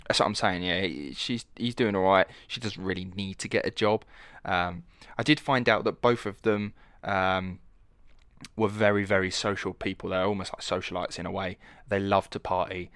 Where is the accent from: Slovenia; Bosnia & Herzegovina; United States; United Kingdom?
United Kingdom; Essex, East of England; accent: estuary; I'm from Essex, which is the east side of London